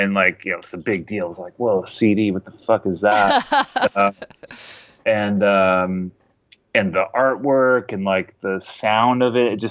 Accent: Palm Springs, California, United States; I wasn't born there, but mostly grew up in Palm Springs.

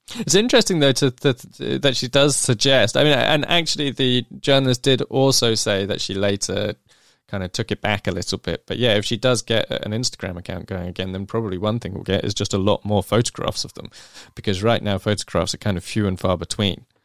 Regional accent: England, United Kingdom; I'm an English person

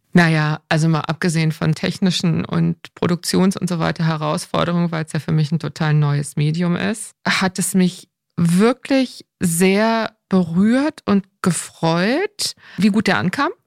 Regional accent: Northern Germany, Germany; als Norddeutscher

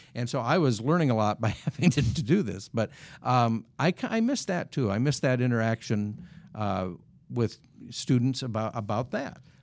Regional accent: Wisconsin, United States; moved away; when I was growing up in Wisconsin

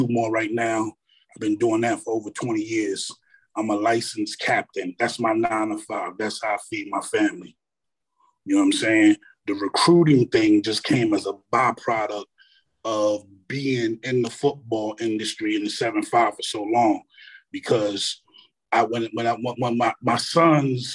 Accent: New York City, New York, United States; moved away as an adult; now in Hampton Roads, United States; Born and raised in Brooklyn, New York

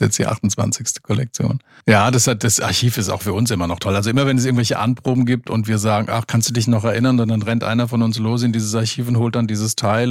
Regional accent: Limburg an der Lahn, Hesse, Germany; moved away as an adult; also born or lived in Frankfurt; now in Giebelstadt, Germany; Ich komme aus Limburg an der Lahn, aus Hessen bin da aufgewachsen und bin dann nach dem Abitur nach Frankfurt gegangen

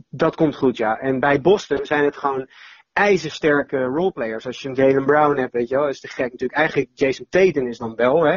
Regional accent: Netherlands; als Nederlanders dan en als Europeanen

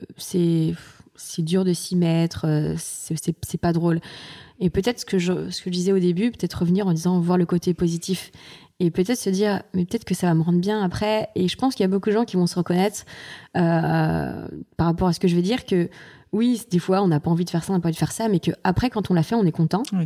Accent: Nantes, Pays de la Loire, France; also born or lived in Saint-Maur-des-Fossés / Martinique; j'ai grandi, j'ai fait toute mon enfance, on va dire presque mon enfance et mhm. mon adolescence à Nantes

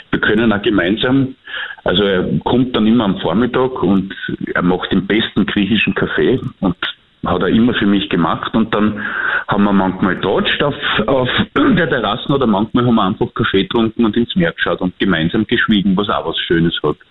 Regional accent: Austria; als Österreicher

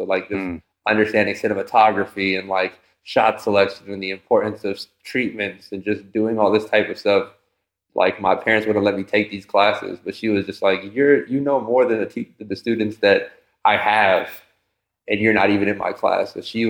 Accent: East Coast, United States; I'm from the East Coast, so battle rap is, culture is a thing.

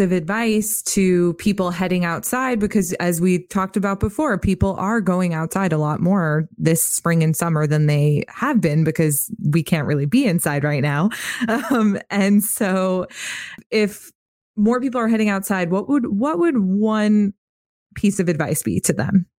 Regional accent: Northeast, United States; moved away; I'm from the Northeast originally

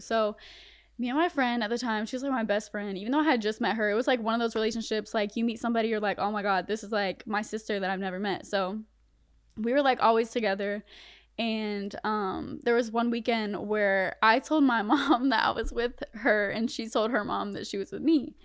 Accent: Bunnlevel, North Carolina, United States; also born or lived in Connecticut / Fayetteville, North Carolina / Spring Lake, North Carolina; they moved to North Carolina, and I grew up in Bun Level

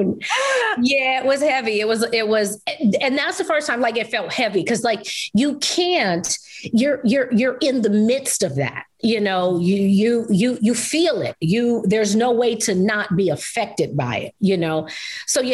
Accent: New York, United States; I'm from New York

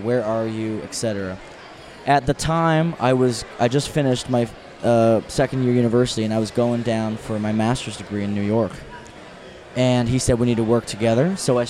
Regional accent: New Brunswick, Canada; moved away; I'm from New Brunswick, Canada.

